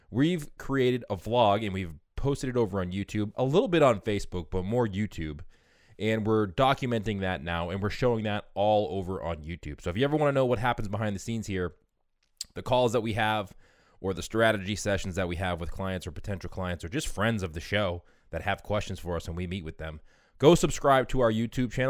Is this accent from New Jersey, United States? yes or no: yes; New Jersey, United States; moved away as an adult; also born or lived in Maryland / Washington, District of Columbia, United States; now in New York City, United States; I'm originally from New Jersey.